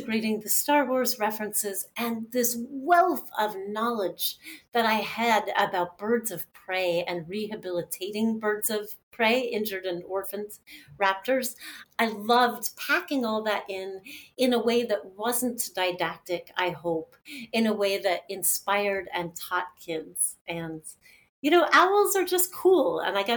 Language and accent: English; Los Angeles, California, United States; moved away as an adult; also born or lived in Santa Barbara / Pacific Northwest; Growing up in Los Angeles